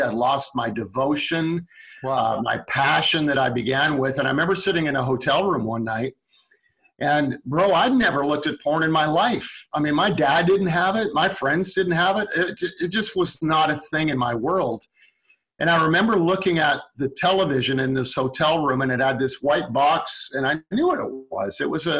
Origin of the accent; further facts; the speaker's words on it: Calgary, Alberta, Canada; Calgary, Alberta.